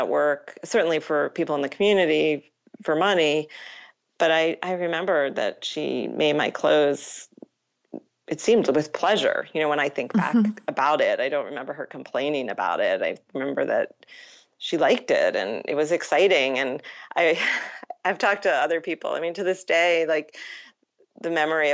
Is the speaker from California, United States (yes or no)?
no; Matawan, New Jersey, United States; I grew up in Mattawa, New Jersey